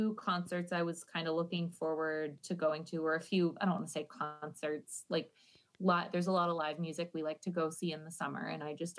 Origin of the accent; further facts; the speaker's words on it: Ireland; But pleasure, it's probably because I'm Irish and I'm not allowed to have any kind of.